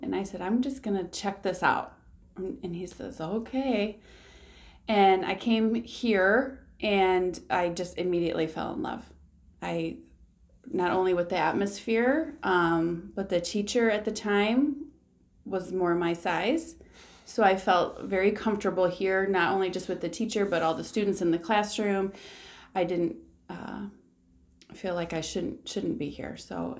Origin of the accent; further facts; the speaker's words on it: Petoskey, Michigan, United States; born there; also born or lived in South Carolina / Cadillac / South Lyon; I was originally actually born up north in Petoskey, which is a place I love to go visit. But then as a child, we moved around a little bit for my dad's job. So I've lived in South Carolina and Cadillac and South Lyon, Michigan